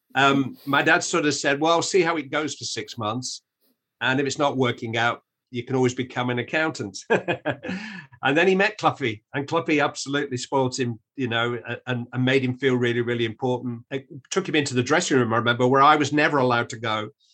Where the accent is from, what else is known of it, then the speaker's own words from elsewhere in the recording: Manchester, North West England, United Kingdom; I'm from Manchester, where everybody knows it rains every day